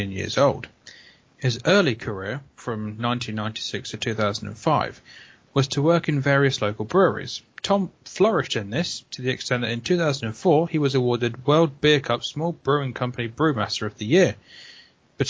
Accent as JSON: {"language": "English", "region": "England", "country": "United Kingdom", "said": "I am English"}